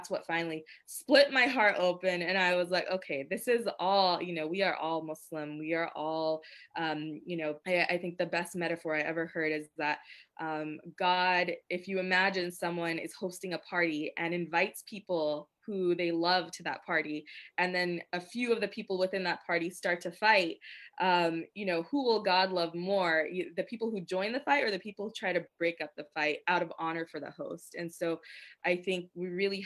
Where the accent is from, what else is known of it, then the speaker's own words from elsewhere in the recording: United States; I was from America